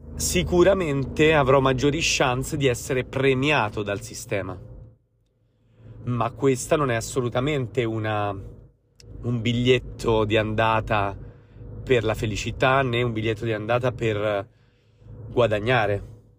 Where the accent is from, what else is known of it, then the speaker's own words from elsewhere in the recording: Tuscan Apennines, Tuscany, Italy; Io sono cresciuto, malgrado sono di origini romane, sono cresciuto nell'Appennino toscano, in mezzo alle montagne